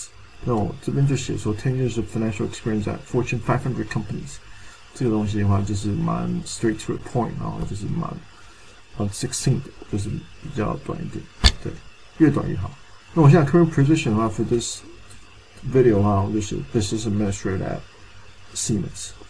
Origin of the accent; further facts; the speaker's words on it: Canada; 啊，我是一个从加拿大来的华侨。